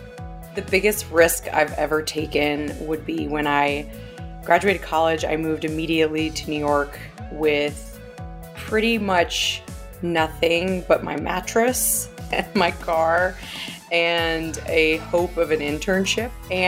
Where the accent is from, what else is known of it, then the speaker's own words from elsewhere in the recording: Japan; born there; I was born in Japan. My dad was a news reporter stationed there.